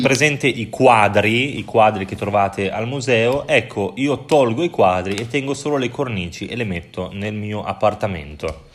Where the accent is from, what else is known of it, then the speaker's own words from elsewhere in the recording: Bologna, Emilia-Romagna, Italy; now in Prague, Czech Republic; sono di Bologna, la città più bella d'Italia